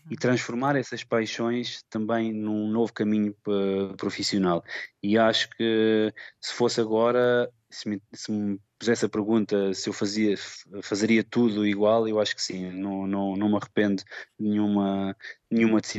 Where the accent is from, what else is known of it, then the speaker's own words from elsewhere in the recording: Portugal; moved away as an adult; now in Arad, Romania; porque se calhar quando saí de Portugal a primeira vez não sabia muito o que é que queria ainda